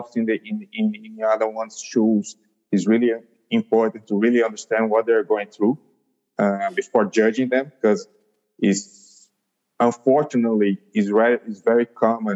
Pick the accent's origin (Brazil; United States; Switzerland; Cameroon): Brazil; São Paulo; I'm from Brazil, São Paulo